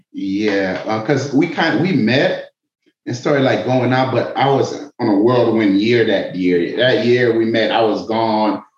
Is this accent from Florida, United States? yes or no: yes; Miami, Florida, United States; moved away as an adult; also born or lived in Atlanta; I moved back to Miami from Atlanta. I'm from Miami.